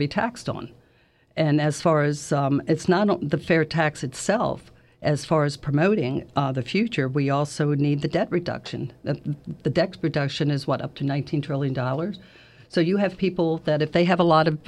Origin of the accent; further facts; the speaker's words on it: Washington, United States; moved away as an adult; also born or lived in Jacksonville, Florida; now in Florida, United States; I'm actually from Washington. I've lived here for 19 years